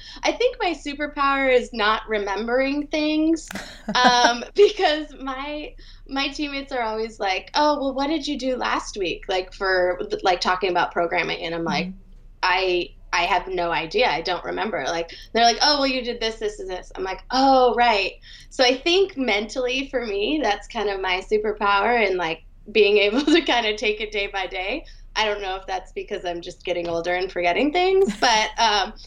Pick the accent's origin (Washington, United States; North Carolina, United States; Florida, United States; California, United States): Washington, United States; Seattle; now in Atlanta, United States; I grew up in Seattle, Washington.